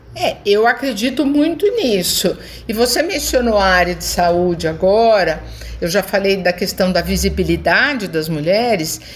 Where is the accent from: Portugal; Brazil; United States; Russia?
Brazil; Eu nasci aqui, brasileira sou